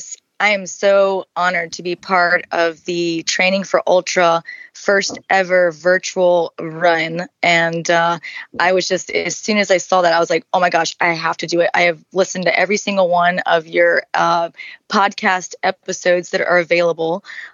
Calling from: Bonita Springs, Florida, United States; I am joining you from Bonita Springs, Florida. So, and Southwest Florida.

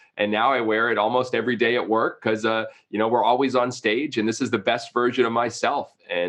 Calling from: Savannah, Georgia, United States; Savannah, Georgia. Actually, today in the bowels of our stadium, underneath our ballpark and our converted studio today in Savannah, Georgia.

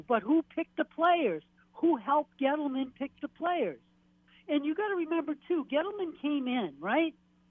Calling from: Maine, United States; Maine. Hey, guys.

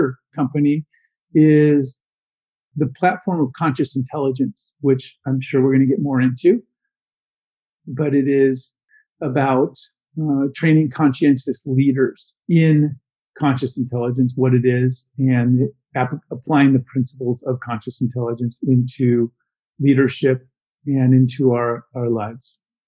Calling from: Los Angeles, California, United States; I am calling you from Los Angeles, or talking from Los Angeles, California, Marina del Rey area.

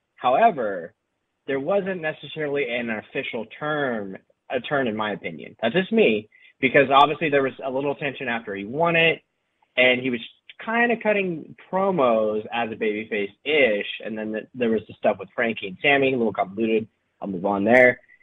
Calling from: Round Rock, Texas, United States; calling from Round Rock, Texas

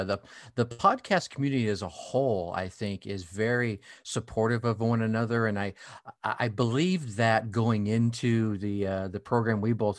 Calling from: Wisconsin, United States; I'm just north of Milwaukee, Wisconsin, the home of the Harley Davidson.

